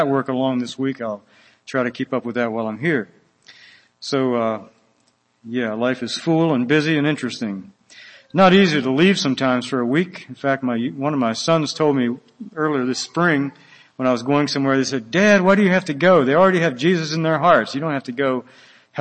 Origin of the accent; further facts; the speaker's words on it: Willis Ridge, Floyd County, Virginia, United States; moved away as an adult; also born or lived in Guatemala; I am from Wills Ridge, which is Floyd County, Virginia. It's a one stoplight county. We're a very rural place and love to keep it that way